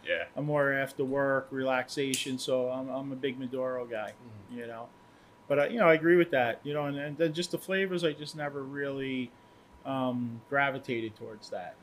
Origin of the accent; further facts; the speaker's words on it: Port Jefferson, New York, United States; I grew up in Port Jeff